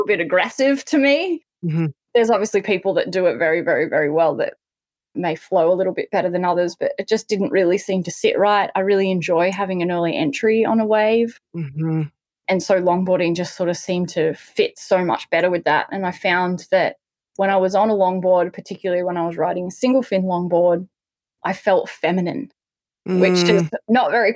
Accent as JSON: {"language": "English", "town": "Newcastle", "region": "New South Wales", "country": "Australia", "tie": "born or raised there", "said": "I grew up in Newcastle on the Australian coast"}